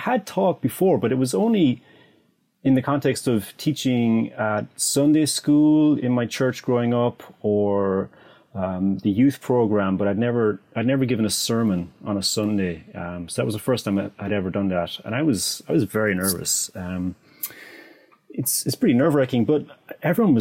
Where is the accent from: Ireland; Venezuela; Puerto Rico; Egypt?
Ireland; Ennis, Munster; also born or lived in Dallas / Ukraine; I'm from Ennis, County Clare